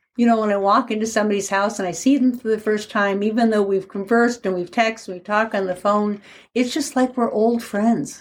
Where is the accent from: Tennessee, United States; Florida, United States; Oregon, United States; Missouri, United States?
Oregon, United States; Portland; I'm from Portland, Oregon